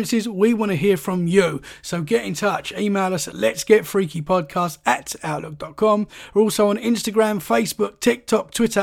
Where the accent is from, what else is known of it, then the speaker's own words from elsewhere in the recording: Essex, East of England, United Kingdom; moved away as an adult; now in Dorset, United Kingdom; I've recently moved here. I'm from Essex.